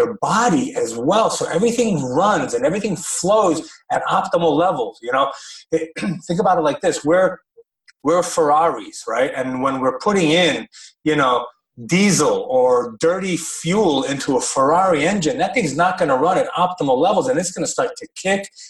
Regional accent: United States; I grew up in the American school systems. I'm a product of the American education system

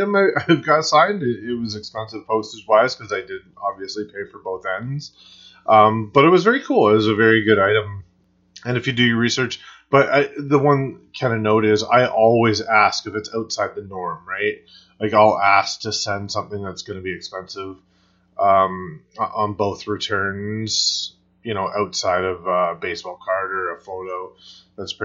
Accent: Canada; me being Canadian

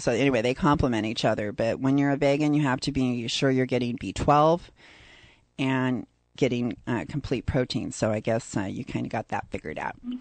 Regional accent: San Diego, California, United States; I'm from San Diego

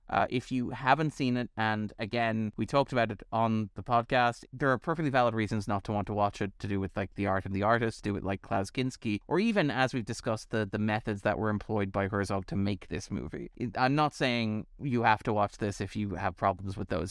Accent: Ireland

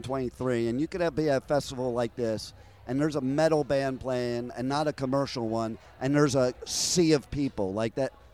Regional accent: New Jersey, United States; moved away; also born or lived in Los Angeles; I'm also originally from Jersey.

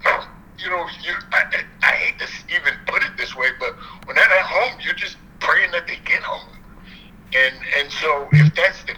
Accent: United States; I am an American

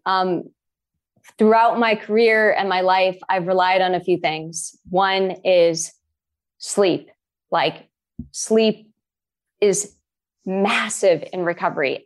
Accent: Boston, Massachusetts, United States; also born or lived in Boulder, Colorado; I'm from Boston

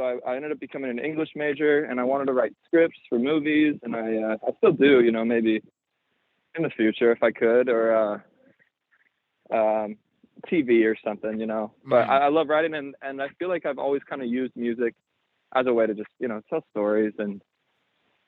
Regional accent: Bend, Oregon, United States; now in Los Angeles, United States; I grew up in Bend, Oregon

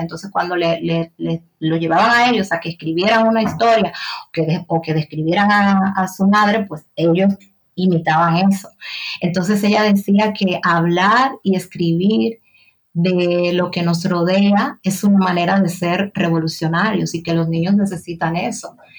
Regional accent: Haina, San Cristóbal, Dominican Republic; moved away as an adult; now in Sabadell, Spain; yo nací, crecí, pasé la mayor parte de, mi vida en República Dominicana, en un pueblo portuario del sur, sur, municipio de la provincia de San Cristóbal

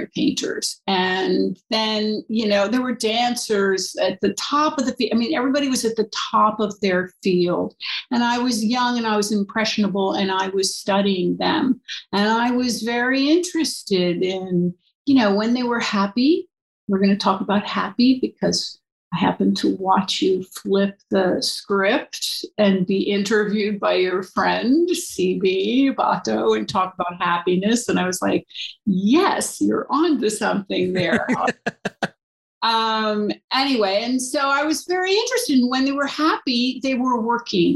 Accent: Hudson River, New York, United States; I was raised on the Hudson River in an artist community

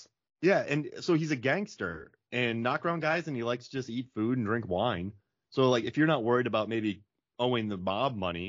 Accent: Florida, United States; I grew up in Florida

